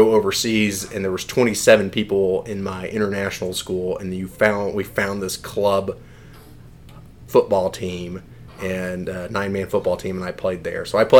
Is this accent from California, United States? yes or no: no; Houston, Texas, United States; also born or lived in Egypt; I grew up mostly in Houston. We moved around a little bit overseas, Egypt.